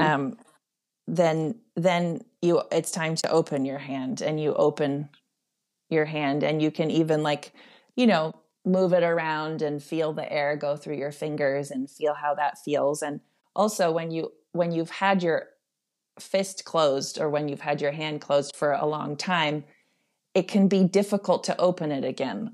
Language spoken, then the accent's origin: English; Netherlands; moved away; I grew up in, in the Netherlands